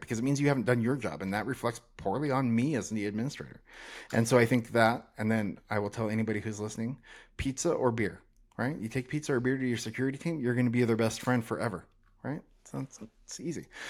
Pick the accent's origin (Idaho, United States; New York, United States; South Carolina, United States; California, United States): Idaho, United States; North; now in Salt Lake City, United States; I grew up in North Idaho